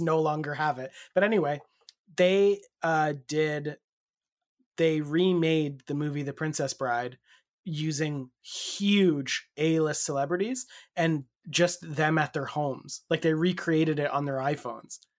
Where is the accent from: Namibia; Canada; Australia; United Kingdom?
Canada; the Canadian angle